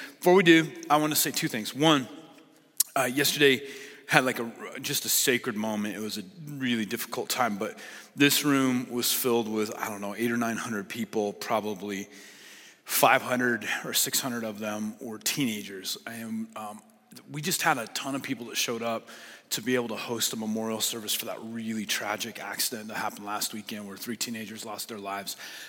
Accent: Lynden, Washington, United States; So we're from Linden, Washington, but we still watch your church.

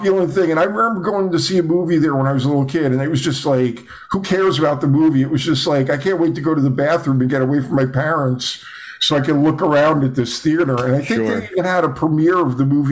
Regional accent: Eatontown, New Jersey, United States; born or raised there; also born or lived in Asbury Park, New Jersey

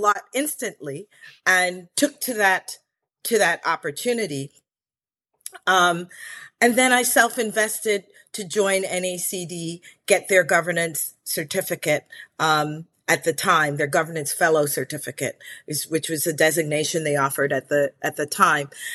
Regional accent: Chevy Chase, Maryland, United States; also born or lived in Belize; I grew up in Chevy Chase, Maryland

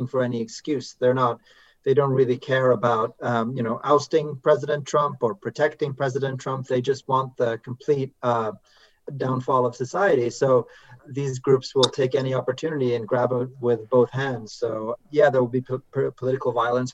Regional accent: Norway; now in United States; I'm from Norway, and my wife is from Norway.

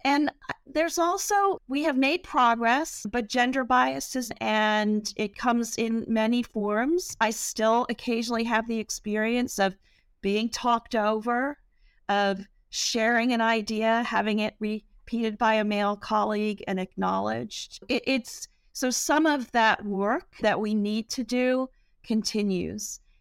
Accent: England, United Kingdom; now in United States; I grew up in England

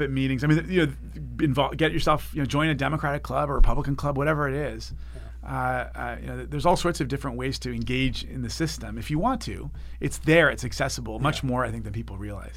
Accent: Santa Monica, California, United States; i grew up here in Santa Monica and served on the school board here

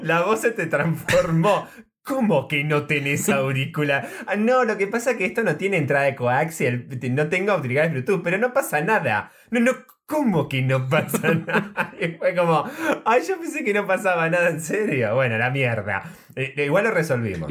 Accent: Trenque Lauquen, Buenos Aires Province, Argentina; moved away; Trenquelauquen, que es donde yo nací y que tengo un montón de familia

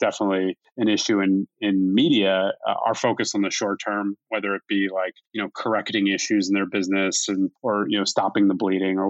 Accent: Philadelphia, Pennsylvania, United States; we were born and raised in Philadelphia

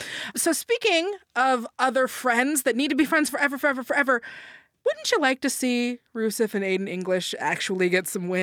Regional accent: Atlanta, Georgia, United States; Why aren't you being respectful? I'm from Atlanta.

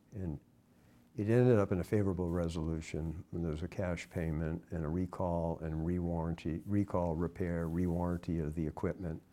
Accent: Westborough, Massachusetts, United States; I was raised here in Massachusetts, small town, Westborough, Massachusetts

